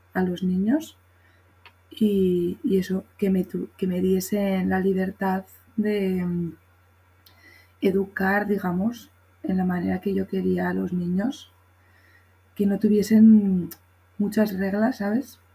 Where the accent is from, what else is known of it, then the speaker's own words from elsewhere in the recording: Spain; also born or lived in Colorado / Seattle; soy de España